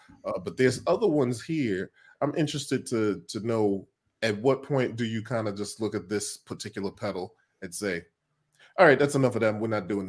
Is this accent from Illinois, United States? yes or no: yes; Chicago, Illinois, United States; now in Los Angeles, United States; I'm originally from Chicago, based in LA.